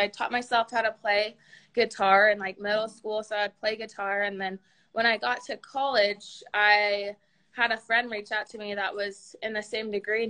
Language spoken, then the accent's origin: English; Jerome, Idaho, United States; I am actually back home, so I'm in Jerome, Idaho.